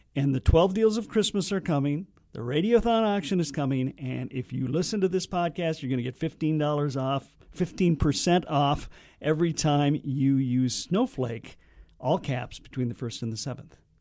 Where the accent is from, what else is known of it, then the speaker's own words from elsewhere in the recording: Red Lake Falls, Minnesota, United States; my hometown, Red Lake